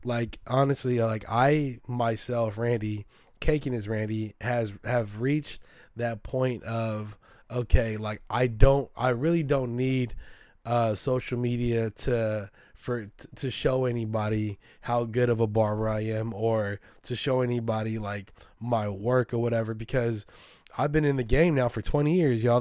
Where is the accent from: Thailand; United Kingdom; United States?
United States; San Francisco, California; a hundred percent Filipino American, born and raised in San Francisco